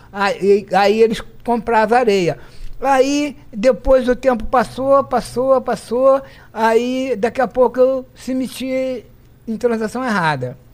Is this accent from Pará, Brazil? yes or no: no; Petrópolis, Rio de Janeiro, Brazil; nasci em Petrópolis